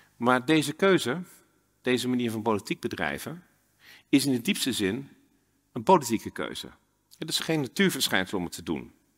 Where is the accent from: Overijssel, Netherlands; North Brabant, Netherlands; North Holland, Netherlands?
Overijssel, Netherlands; Twente; moved away; also born or lived in Exeter, United Kingdom; Ik ben zelf opgegroeid in Twente